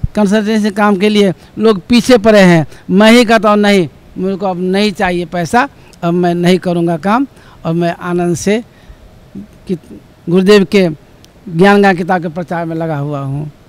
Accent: Nepal; now in Kathmandu, Nepal; नेपाल के गाँव सर चक्कर जिला धनसा नेपाल का वासी हूँ और अभी काठमांडू में घर बना के रहता हूँ

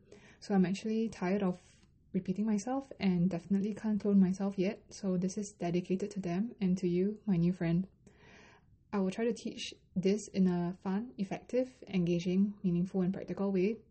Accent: Singapore; first language Mandarin; I'm a Chinese Singaporean and I grew up mostly speaking English or Singlish with Mandarin and Chinese as my mother tongue.

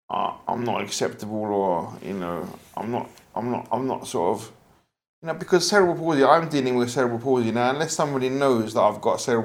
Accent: London, United Kingdom; I was born in the UK, Forest Gate

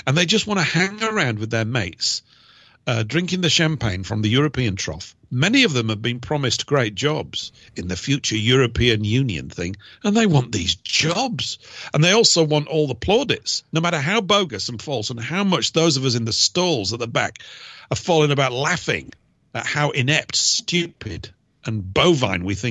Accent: United Kingdom; I'm a British person

